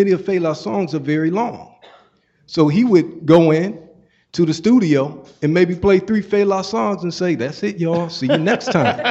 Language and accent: English; East Cleveland, Ohio, United States; also born or lived in Baltimore; as a seventh grader in East Cleveland, Ohio